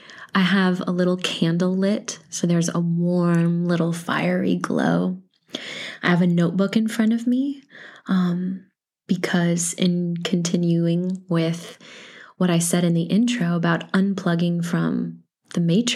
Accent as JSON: {"language": "English", "region": "Iowa", "country": "United States", "tie": "born there", "also_born_or_lived": "Illinois / Missouri / North Carolina / Texas", "said": "So I was born in Iowa, but I've lived in Illinois and I've lived in Missouri and North Carolina and Texas and Louisiana and Mississippi"}